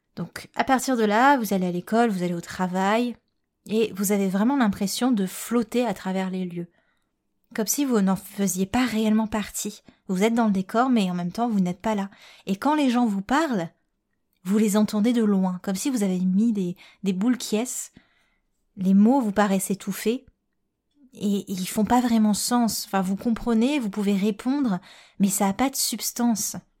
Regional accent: Réunion; je suis réunionnaise

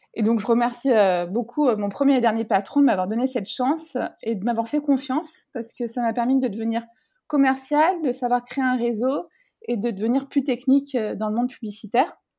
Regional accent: France; je viens de France

